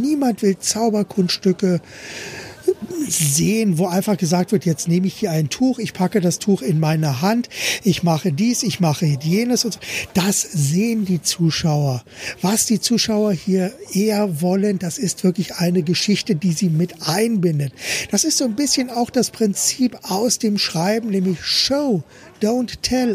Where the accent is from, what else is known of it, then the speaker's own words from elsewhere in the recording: Berlin, Germany; moved away; wir kommen ja ursprünglich aus Berlin. Ich bin in Berlin geboren, Klammer auf, damals noch Berlin-West